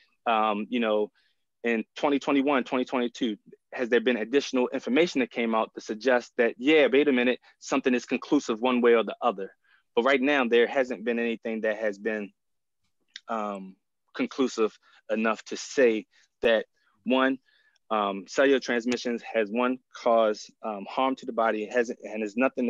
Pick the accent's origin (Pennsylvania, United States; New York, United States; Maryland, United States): Maryland, United States; Baltimore; I grew up in Baltimore